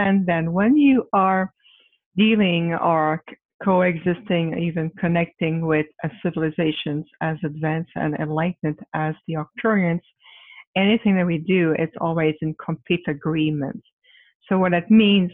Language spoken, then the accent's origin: English; Quebec, Canada; moved away as an adult; now in Phoenix, United States; I'm originally from Quebec, Canada, but I reside in Phoenix, Arizona